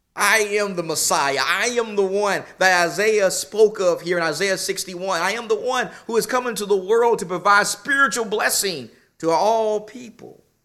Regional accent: Nacogdoches, Texas, United States; now in Phoenix, United States; I grew up in Nacogdoches, Texas

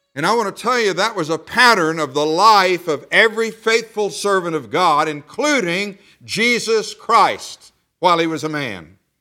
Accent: the South, Southern United States, United States; I said y'all. I'm a Southerner.

